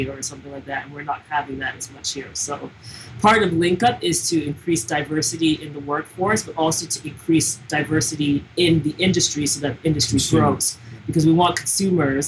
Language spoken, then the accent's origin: English; Toronto, Ontario, Canada; now in Montreal, Canada; we're Anglos from Toronto